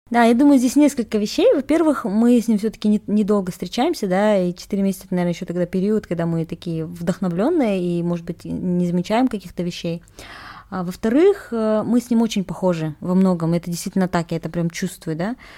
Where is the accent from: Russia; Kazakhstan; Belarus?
Kazakhstan; Я казашка